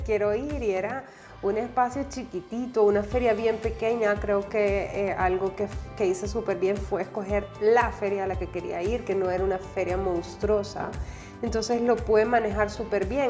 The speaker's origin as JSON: {"language": "Spanish", "country": "El Salvador", "said": "soy salvadoreña"}